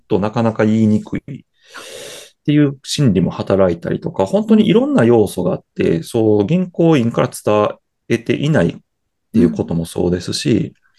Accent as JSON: {"language": "Japanese", "region": "Kyoto", "country": "Japan", "tie": "born or raised there", "said": "生まれも育ちも京都です。"}